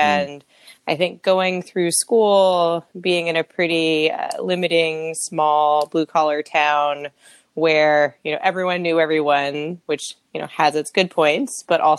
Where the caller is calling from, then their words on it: Sunnyvale, California, United States; I am calling from Sunnyvale, California. So kind of right between San Jose and San Francisco, right on the coast.